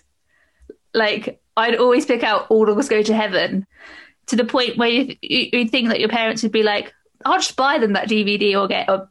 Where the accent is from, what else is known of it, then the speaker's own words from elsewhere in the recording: Swale, Kent, South East England, United Kingdom; that's my hometown. That's where I am right now